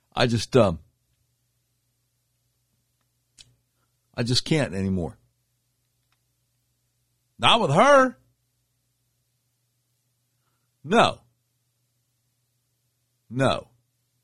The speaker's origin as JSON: {"language": "English", "region": "the South", "country": "United States", "tie": "born or raised there", "said": "growing up in the South"}